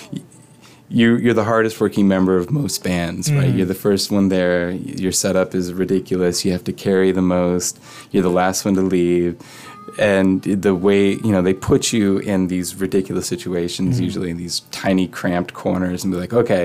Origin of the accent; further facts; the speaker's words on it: St. Louis, Missouri, United States; also born or lived in Athens, Georgia; now in Canada; born and bred in St. Louis